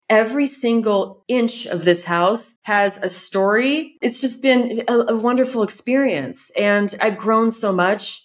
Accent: California, United States; moved away as an adult; now in France; I'm from California

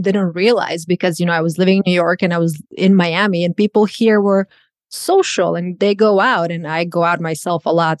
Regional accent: Croatia; English is a second language; moved away as an adult; now in United States; I'm a born and raised in Croatia

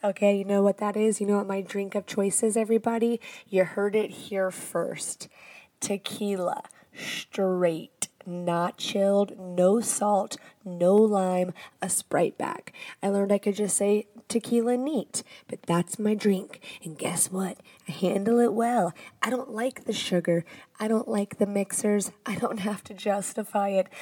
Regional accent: the South, United States; I'm from the South.

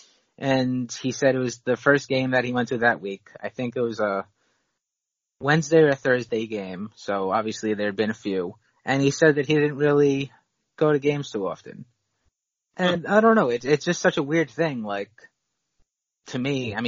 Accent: New York City, New York, United States; As a New Yorker

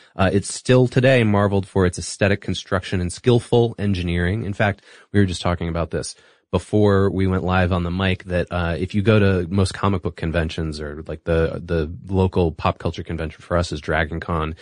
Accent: Singapore; moved away; I grew up in Singapore

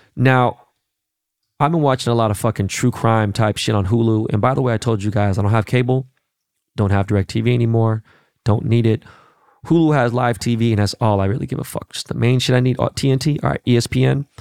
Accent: Los Angeles, California, United States; I am a Koreatown actual native, right? Born and raised in Koreatown

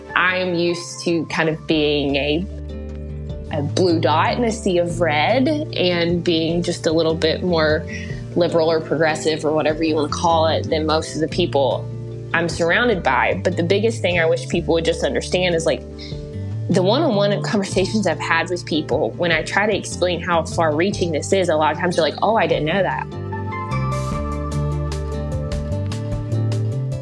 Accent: West Virginia, United States; I'm from West Virginia

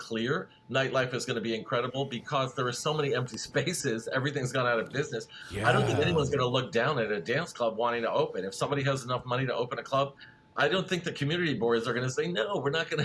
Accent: New York, United States; I'm from Brooklyn.

